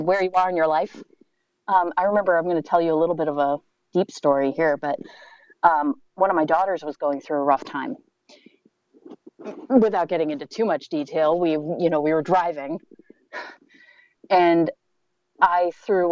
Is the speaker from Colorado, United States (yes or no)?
no; Maine, United States; moved away as an adult; also born or lived in Minnesota; I grew up in Maine